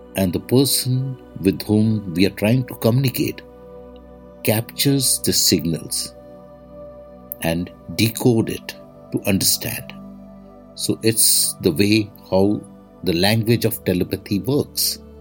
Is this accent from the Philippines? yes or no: no; India; I am the Indian monk.